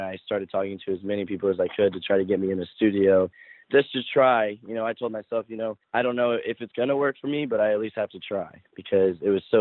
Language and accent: English; the South, United States; now in Los Angeles, United States; But I grew up in the South